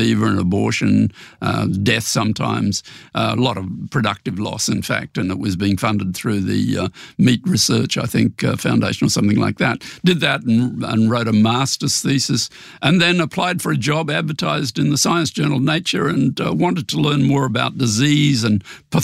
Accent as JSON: {"language": "English", "town": "Brisbane", "region": "Queensland", "country": "Australia", "tie": "born or raised there", "also_born_or_lived": "Memphis, Tennessee", "moved": "as an adult", "said": "I grew up in Brisbane"}